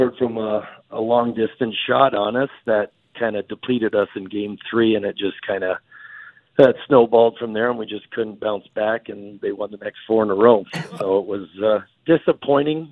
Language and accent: English; Canada; growing up in Canada